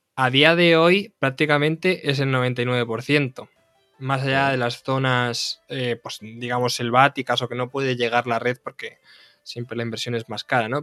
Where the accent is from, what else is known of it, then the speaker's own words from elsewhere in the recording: Castilla-La Mancha, Spain; vengo del, del Carral de la Mancha, entonces claro, nunca, me he creado con olivos, me he creado con viñas